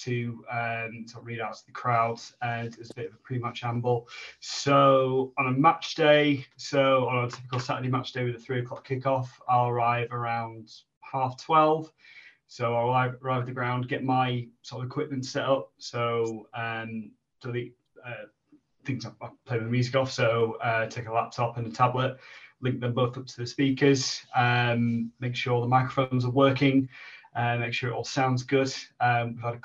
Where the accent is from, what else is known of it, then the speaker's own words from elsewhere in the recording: Kendal, North West England, United Kingdom; now in Sheffield, United Kingdom; originally I'm from Kendal up in the Lake District, been in Sheffield about 10 years now